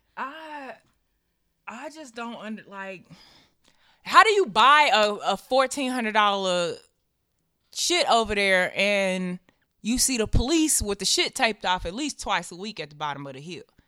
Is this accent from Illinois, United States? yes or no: no; Nashville, Tennessee, United States; I'm from Tammany Drive out east across from Stratford.